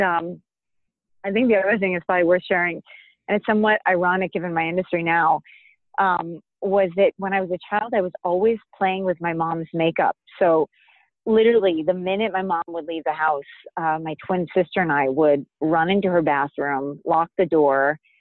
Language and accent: English; Florida, United States; moved away; I grew up in Florida